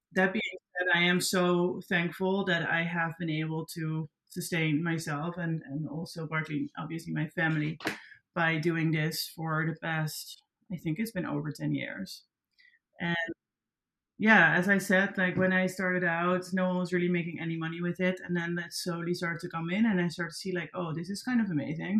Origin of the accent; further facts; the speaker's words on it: Netherlands; accent: Dutch; first language Dutch; English is a second language; moved away as an adult; now in New York, United States; I'm also like very proud to be Dutch and to be from Europe